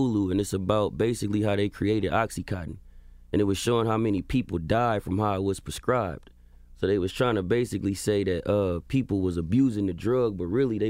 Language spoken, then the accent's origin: English; California, United States; So I'm from the Bay Area. The Bay Area.